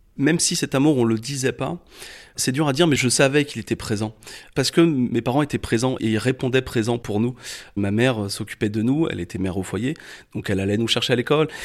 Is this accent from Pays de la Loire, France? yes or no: yes; Chalonnes-sur-Loire, Pays de la Loire, France; je suis né en 1984 à Angers, sur les bords de la Loire